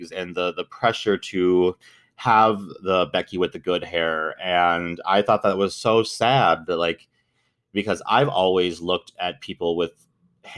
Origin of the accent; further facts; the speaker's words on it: United States; I was born in the United States.